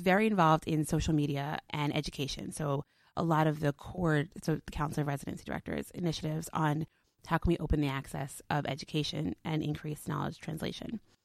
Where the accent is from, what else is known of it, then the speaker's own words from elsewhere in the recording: New York City, New York, United States; I was born in Brooklyn